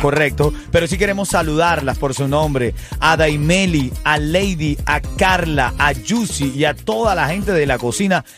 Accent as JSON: {"language": "Spanish", "country": "Venezuela", "said": "Yo soy venezolano"}